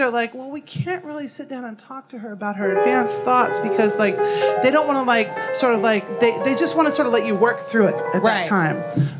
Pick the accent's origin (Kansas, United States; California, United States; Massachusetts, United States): Kansas, United States; Manhattan; moved away; Manhattan, my hometown.